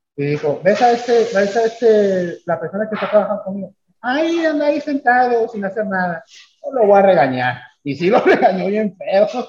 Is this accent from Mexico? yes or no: yes; Mexico; los mexicanos también armamos